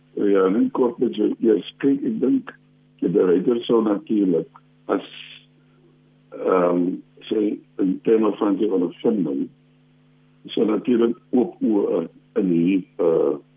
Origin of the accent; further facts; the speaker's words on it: South Africa; ons as Suid-Afrikaners